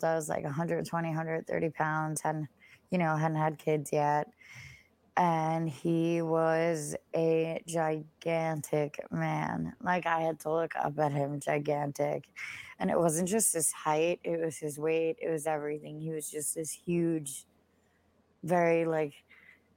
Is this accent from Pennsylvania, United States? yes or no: no; Long Island, New York, United States; I'm from Long Island